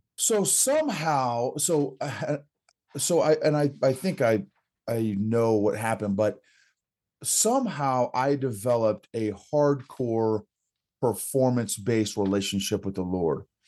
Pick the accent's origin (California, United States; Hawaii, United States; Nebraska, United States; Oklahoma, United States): Oklahoma, United States; grew up in, in Oklahoma